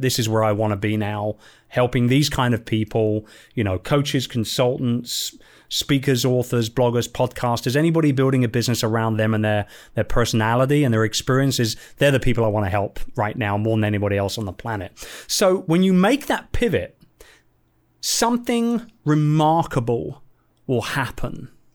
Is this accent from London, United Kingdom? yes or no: yes; London, United Kingdom; moved away; my hometown, in London